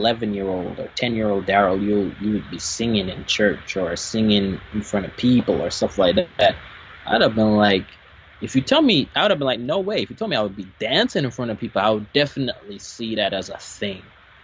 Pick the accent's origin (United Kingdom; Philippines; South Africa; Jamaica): Jamaica; I am Jamaican. I was born in Jamaica